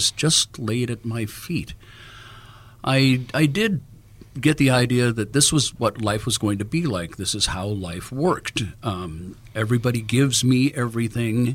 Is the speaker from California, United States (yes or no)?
yes; Los Angeles, California, United States; Born and raised in Los Angeles as a musician.